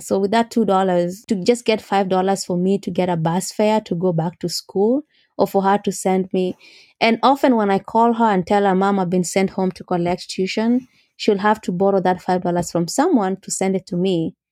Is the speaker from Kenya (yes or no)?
yes; Mogotio, Baringo County, Kenya; moved away as an adult; also born or lived in Chicago, United States; now in United States; I grew up in Mogotio, which is, yes, four hours from Nairobi.